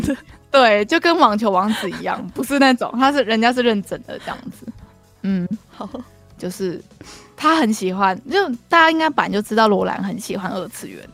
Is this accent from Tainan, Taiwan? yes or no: no; Kaohsiung, Taiwan; 我们高雄人